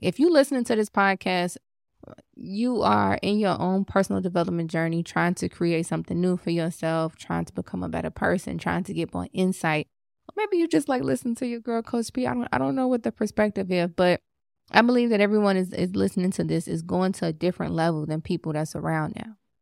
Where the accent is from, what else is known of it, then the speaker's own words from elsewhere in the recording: Chicago, Illinois, United States; I'm from Chicago